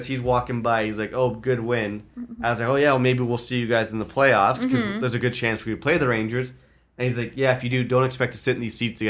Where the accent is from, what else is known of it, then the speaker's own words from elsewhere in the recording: Ottawa, Ontario, Canada; now in Toronto, Canada; I'm from Ottawa, but we both live in Toronto